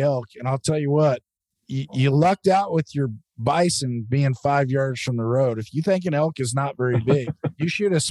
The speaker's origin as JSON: {"language": "English", "region": "Western Oregon", "country": "United States", "said": "I'm from Western Oregon, where I don't know if we invented rain, but I think we perfected it"}